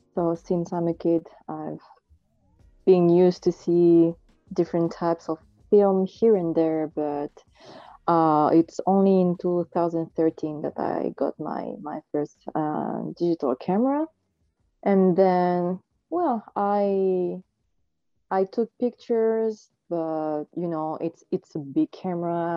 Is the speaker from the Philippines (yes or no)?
no; France; also born or lived in Marseille; I was born in France I'm actually living in, in Marseille